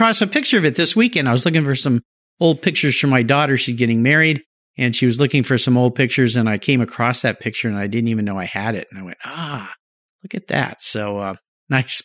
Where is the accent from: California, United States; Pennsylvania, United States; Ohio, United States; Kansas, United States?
California, United States; San Diego; I was a surfer growing up in San Diego